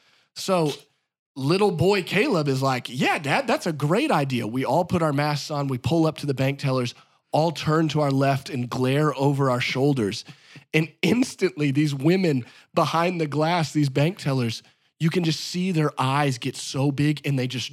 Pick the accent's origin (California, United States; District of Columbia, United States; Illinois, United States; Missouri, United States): Missouri, United States; Branson; I'm from Branson. That's northern